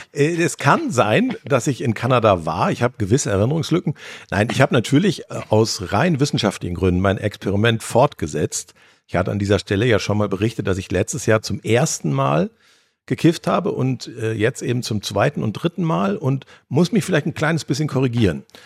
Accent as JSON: {"language": "German", "region": "North Rhine-Westphalia", "country": "Germany", "said": "als Ostwestfale"}